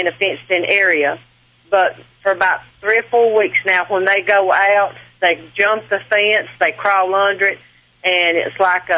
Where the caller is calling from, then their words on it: Alabama, United States; I am calling from Alabama.